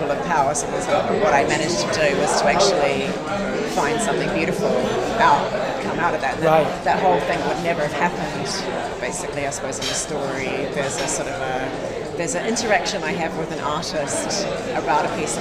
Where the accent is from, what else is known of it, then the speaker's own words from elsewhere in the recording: New Zealand; moved away as an adult; now in London, United Kingdom; as a New Zealander